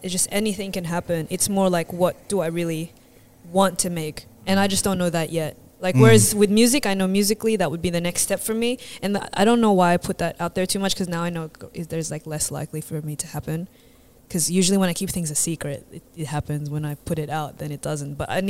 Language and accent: English; Philippines; So I hope all the Vietnamese are cool with it. I'm Filipino.